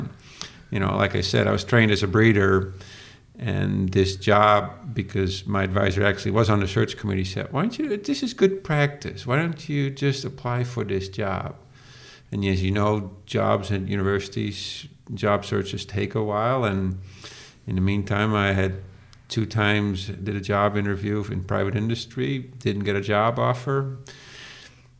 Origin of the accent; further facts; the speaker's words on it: Netherlands; English is a second language; moved away as an adult; also born or lived in Minnesota; now in Northwest Minnesota, United States; I originally came from the Netherlands, came to grad school in 1991